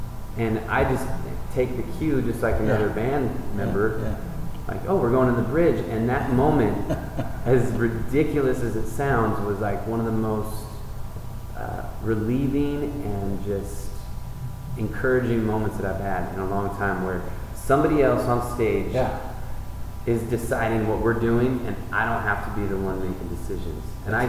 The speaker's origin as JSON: {"language": "English", "town": "Ben Lomond", "region": "California", "country": "United States", "said": "I'm from the Bay Area. Yeah. Ben Lomond, mm-hmm. Santa Cruz"}